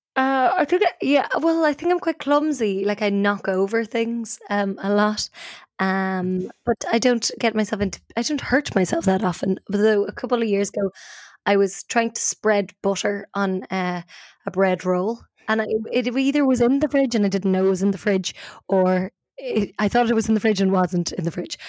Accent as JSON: {"language": "English", "country": "Ireland", "also_born_or_lived": "Abu Dhabi", "moved": "yes", "lives_now": "London, United Kingdom", "said": "I'm originally from Ireland and I now live in London."}